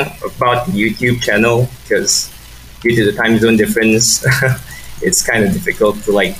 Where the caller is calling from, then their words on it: Malaysia; I'm calling from Malaysia